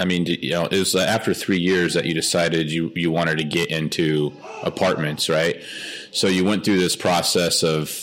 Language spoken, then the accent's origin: English; Arizona, United States; moved away; I grew up in Arizona